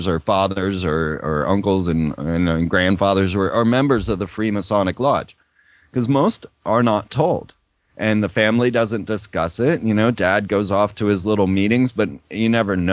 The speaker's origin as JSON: {"language": "English", "town": "Orlando", "region": "Florida", "country": "United States", "tie": "born or raised there", "said": "I grew up in Orlando, Florida"}